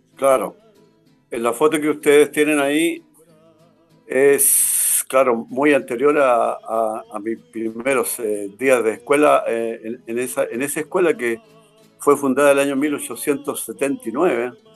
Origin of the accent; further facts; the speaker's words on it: Huelquén, Santiago Metropolitan Region, Chile; moved away as an adult; also born or lived in Punta Arenas, Chile; nacido y criado en Win. Así es, pues. Siempre viviendo acá en esta zona